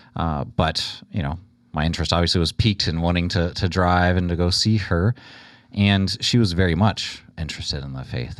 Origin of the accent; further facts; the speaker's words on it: Houston, Texas, United States; born and raised in Houston, the youngest of five